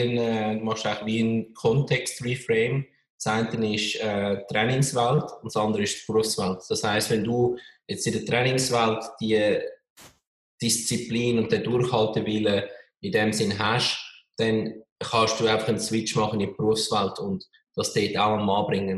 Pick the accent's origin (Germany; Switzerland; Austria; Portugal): Switzerland; als Schweizer in einem kleinen, eher konservativen Land